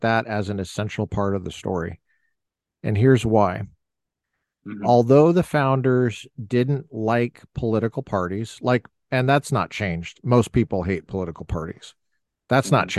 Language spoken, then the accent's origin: English; Colorado, United States; I'm born in Colorado. I'm a native Coloradan